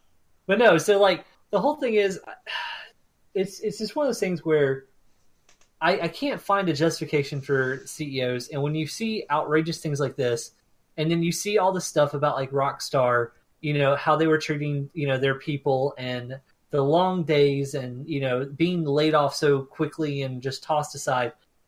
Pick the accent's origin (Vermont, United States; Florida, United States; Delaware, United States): Florida, United States; What is it about growing up in Florida?